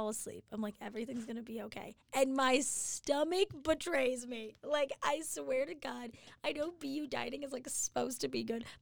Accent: Oregon, United States; I'm from Oregon

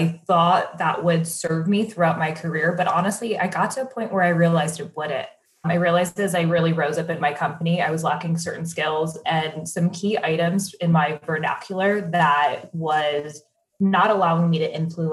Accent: Cleveland, Ohio, United States; moved away; I am originally from Cleveland, Ohio

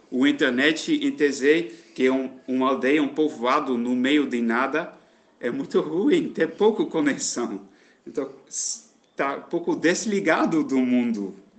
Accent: Netherlands; moved away as an adult; now in Alagoinhas, Brazil; eu sou da Holanda

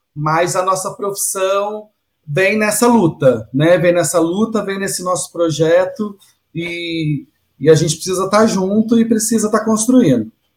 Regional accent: Minas Gerais, Brazil; now in São Paulo, Brazil; eu que venho de Minas, né? Não sou de, de São Paulo. Quando eu vim para São Paulo

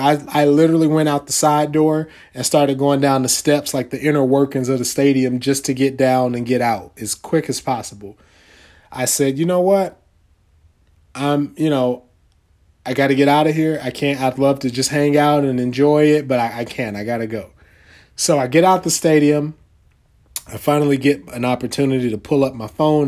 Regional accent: North Carolina, United States; I'm from North Carolina.

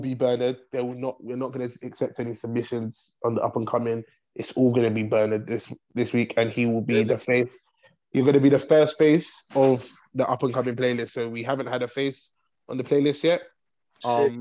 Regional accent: the North, Northern Ireland, United Kingdom

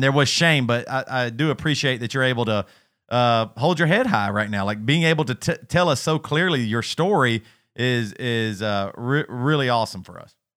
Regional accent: South Carolina, United States; we're from South Carolina

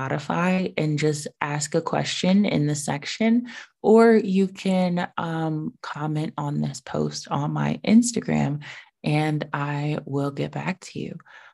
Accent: United States; being an American citizen

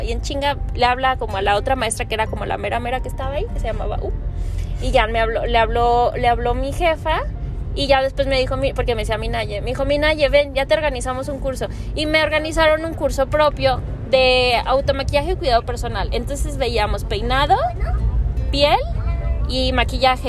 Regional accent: Guadalajara, Jalisco, Mexico; also born or lived in Valle de Bravo; yo crecí en Santa Tere

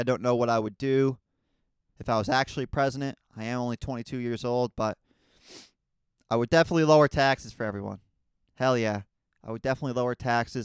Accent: United States; as a American citizen

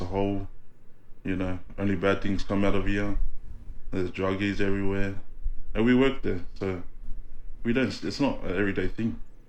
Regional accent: Granville, New South Wales, Australia; now in Mount Druitt, Australia; We grew up in Granville and lived out there. I didn't move out here till I was probably 4 years ago.

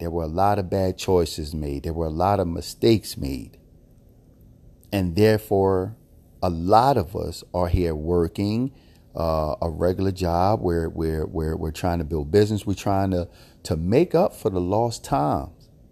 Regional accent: Philadelphia, Pennsylvania, United States; I was born and raised in Philadelphia

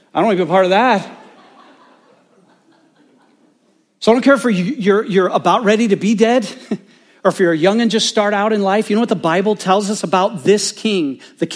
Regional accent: Bloomington, Indiana, United States; I was born in Bloomington, Indiana

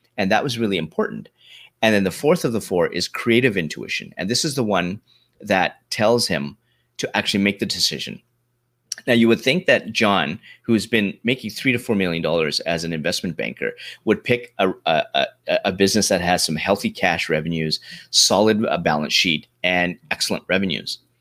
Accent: Canada; also born or lived in London, Ontario, Canada; I grew up in Canada

